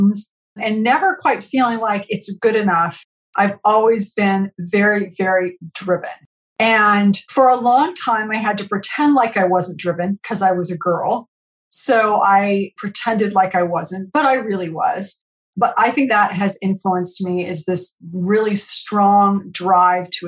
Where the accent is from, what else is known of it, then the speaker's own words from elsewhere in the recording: San Jose, California, United States; also born or lived in Madrid, Spain; I grew up in San Jose, California